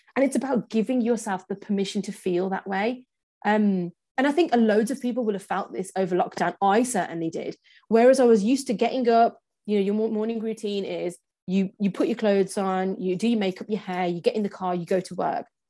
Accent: England, United Kingdom; born and raised in England

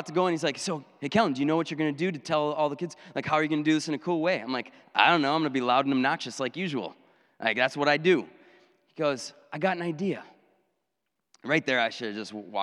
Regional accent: Minocqua, Wisconsin, United States; moved away as an adult; now in Janesville, United States; I went back up to my hometown of Minocqua, and I was youth pastor there

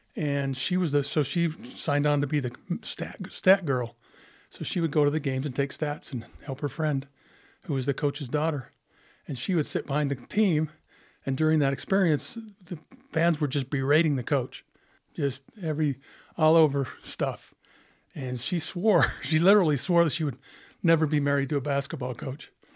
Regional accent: Monticello, Utah, United States; I grew up in Monticello

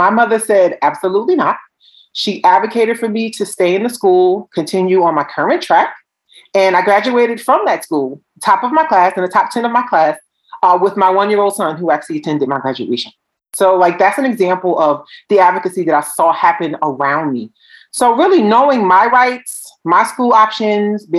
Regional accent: Newark, New Jersey, United States; I'm from Newark, New Jersey

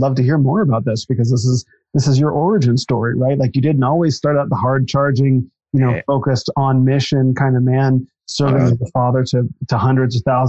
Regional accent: Phoenix, Arizona, United States; I grew up in Phoenix.

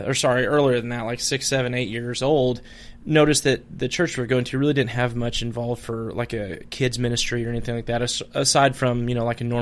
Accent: Madison, Nebraska, United States; I grew up in the thriving metropolis of Madison, Nebraska

